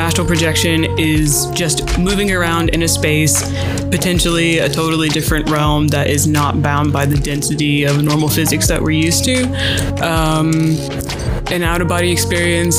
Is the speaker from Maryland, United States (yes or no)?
no; Atlanta, Georgia, United States; also born or lived in Oxford, England; I'm from Atlanta